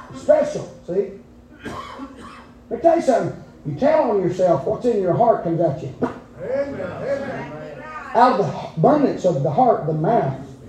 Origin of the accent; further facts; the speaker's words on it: United States; I'm a redneck from Gatlin, dressed up in a suit